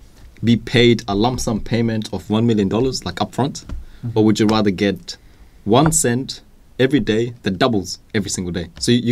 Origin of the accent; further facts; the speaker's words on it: United Kingdom; I'm British